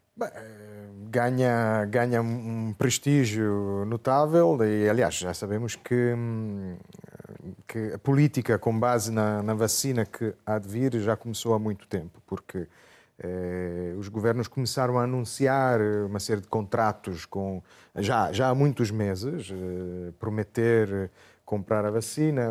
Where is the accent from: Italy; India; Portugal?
Italy; nós em Itália